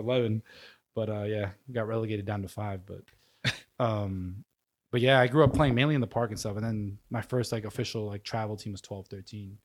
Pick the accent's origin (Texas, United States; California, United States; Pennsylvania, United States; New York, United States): New York, United States; born and raised in New York, um, a small neighborhood called Rosebud Island between, uh, Manhattan and Queens